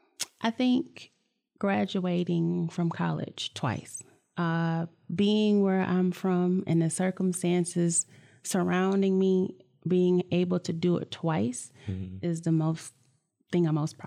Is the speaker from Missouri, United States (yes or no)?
no; Flint, Michigan, United States; I came from Flint. Honestly, and this is going to sound crazy, Michigan State wasn't even my first pick.